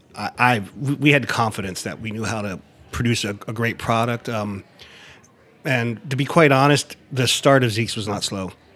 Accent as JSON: {"language": "English", "area": "near Harrisburg", "region": "South Central Pennsylvania", "country": "United States", "moved": "yes", "lives_now": "Baltimore, United States", "said": "I'm from South Central Pennsylvania, um, right outside of Harrisburg, PA. Um, I relocated to Baltimore 1991"}